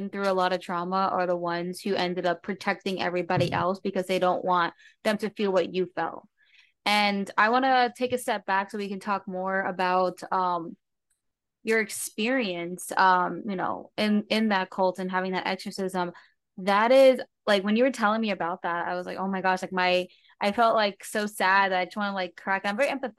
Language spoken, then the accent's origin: English; New Jersey, United States; I grew up in New Jersey